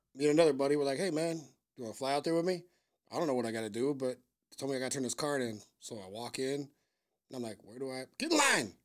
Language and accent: English; Vancouver, Washington, United States; moved away as an adult; now in Chicago, United States; I'm from Vancouver, Washington